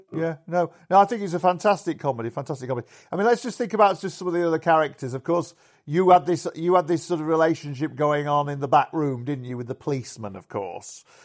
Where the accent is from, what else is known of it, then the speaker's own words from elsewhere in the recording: Yorkshire and the Humber, United Kingdom; the pubs where I grew up in in Yorkshire